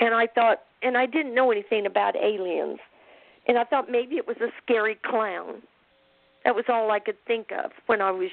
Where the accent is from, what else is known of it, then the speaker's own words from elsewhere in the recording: Independence, Missouri, United States; also born or lived in Kansas City; I was born in Independence, Missouri